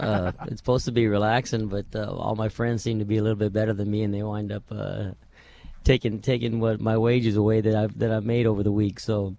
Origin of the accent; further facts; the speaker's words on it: Roswell, New Mexico, United States; You know, it was great growing up around there, first of all, because I was surrounded with horses.